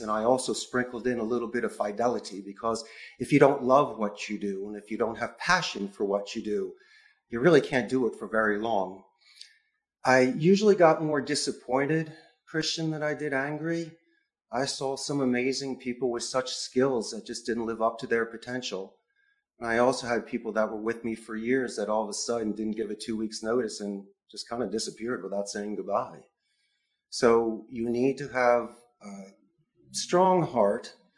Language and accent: English; Philadelphia, Pennsylvania, United States; moved away as an adult; now in Costa Rica; I am from Philadelphia, and Spanish is my second language.